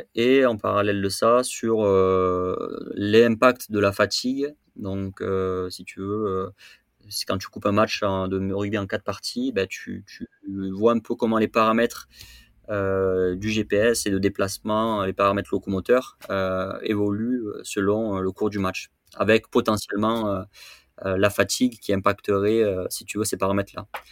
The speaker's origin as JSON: {"language": "French", "town": "Châteauneuf-du-Pape", "region": "Provence-Alpes-Côte d'Azur", "country": "France", "tie": "born or raised there", "said": "je suis originaire de, Châteauneuf-du-Pape, euh, qui est un petit village euh, réputé pour son breuvage à côté d'Avignon. Donc j'ai grandi dans le Vaucluse."}